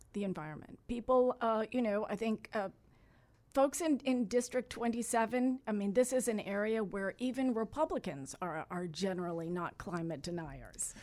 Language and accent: English; Miami, Florida, United States; born and raised in Miami. I was born at Jackson Memorial Hospital. I grew up a couple blocks from the Flagler dog track.